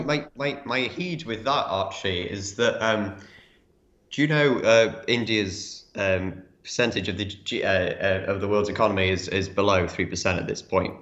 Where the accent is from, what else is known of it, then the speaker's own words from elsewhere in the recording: England, United Kingdom; as English people